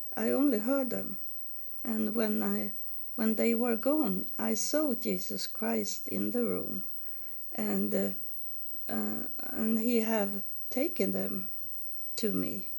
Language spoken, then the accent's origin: English; Sweden; also born or lived in United States / Helsingborg, Sweden; I was born in Sweden, and I now I live in Sweden also